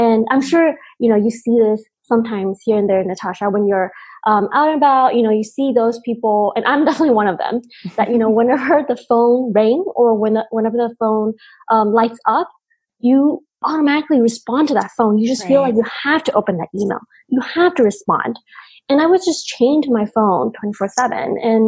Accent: United States; English is a second language; growing up in the States, English being our second language and trying to fit in a different culture completely

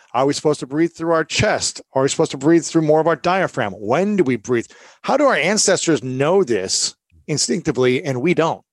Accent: Ohio, United States; I'm from Ohio

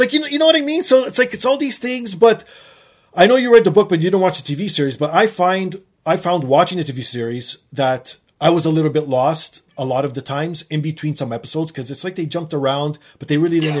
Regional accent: Canada; as a Canadian

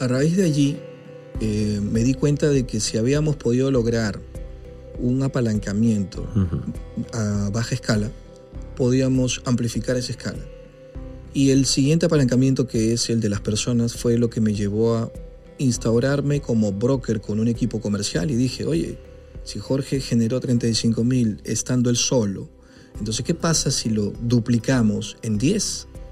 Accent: Peru

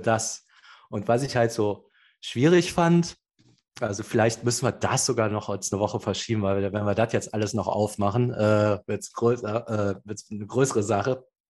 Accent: Cologne, North Rhine-Westphalia, Germany; ich bin zurück nach Köln, da wo ich herkomme.

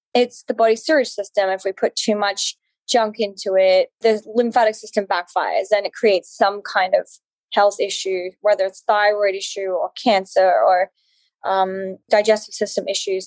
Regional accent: Alice Springs, Northern Territory, Australia; I, am Australian. I grew up in Australia. I grew up in Outback Australia, actually, in Alice Springs, which is right in the center of Australia.

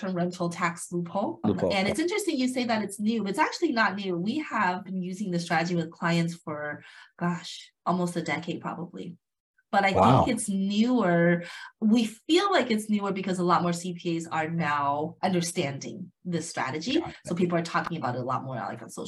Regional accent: Las Vegas, Nevada, United States; now in California, United States; I'm actually from Las Vegas originally, even though I'm based out of California, but I'm originally from Las Vegas, Nevada

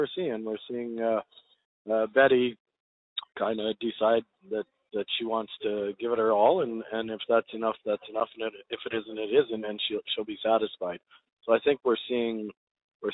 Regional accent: Canada; I'm Canadian. I'm as proud of a Canadian as anyone is of their own country.

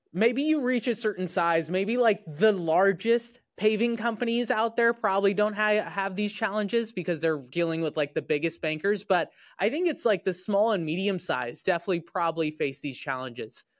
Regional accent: Indiana, United States; I grew up in Indiana

